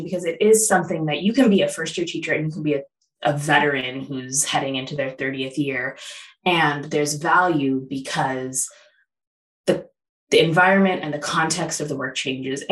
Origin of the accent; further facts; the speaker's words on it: Chicago, Illinois, United States; also born or lived in California; now in Detroit, United States; I was born in Chicago. I lived there. My parents met there. I was born there.